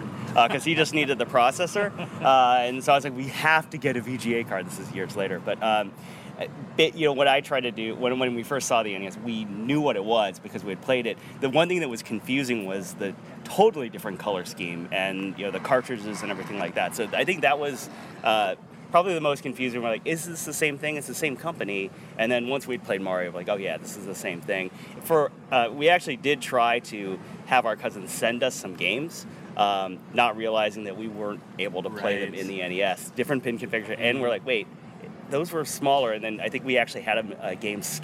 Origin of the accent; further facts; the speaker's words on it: Ohio, United States; where I grew up in Ohio